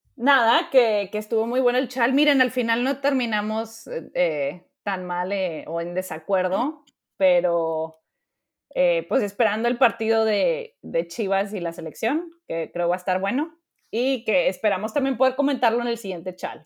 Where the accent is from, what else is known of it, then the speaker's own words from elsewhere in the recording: Mexico; somos mexicanos